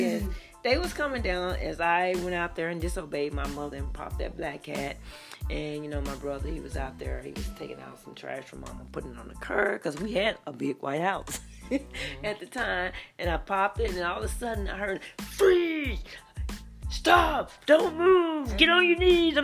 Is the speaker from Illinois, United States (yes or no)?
no; Dallas, Texas, United States; Sunny South, Sunnyside is where I'm from. That's where I'm from. I'm from Sunny South Side of Dallas